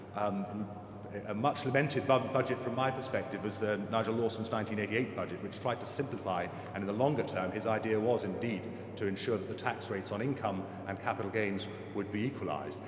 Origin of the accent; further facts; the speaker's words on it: England, United Kingdom; I'm an Englishman, that only tells part of my story. My mother is German